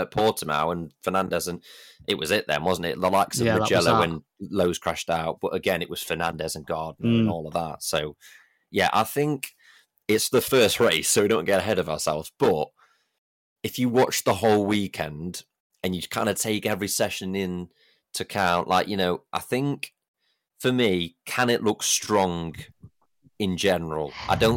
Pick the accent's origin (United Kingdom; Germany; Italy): United Kingdom; as British fans